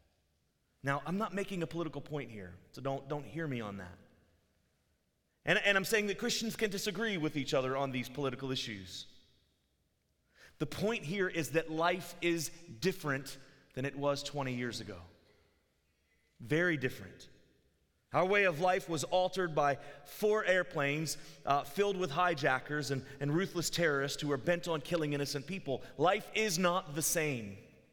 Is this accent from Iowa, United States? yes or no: no; Virginia Beach, Virginia, United States; I lived where I grew up in Virginia Beach, Virginia.